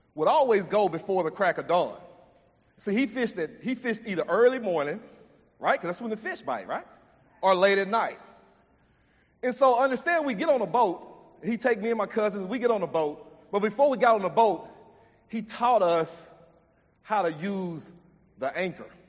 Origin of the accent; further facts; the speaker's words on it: Jasper, Texas, United States; I grew up in East Texas and in Jasper